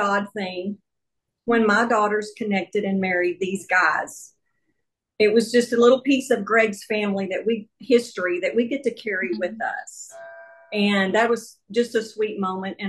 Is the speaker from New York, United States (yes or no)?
no; Texas, United States; I am a Texan born and raised